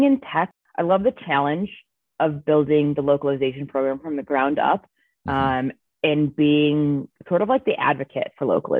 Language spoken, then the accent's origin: English; Chicago, Illinois, United States; moved away as an adult; now in Colorado, United States; I'm originally from Chicago, but I moved to Colorado like 8 years ago now